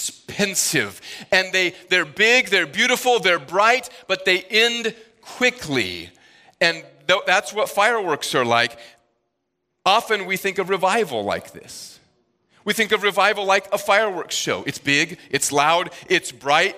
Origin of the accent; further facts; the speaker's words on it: Midwest, United States; now in Northeast, United States; Where I grew up in the Midwest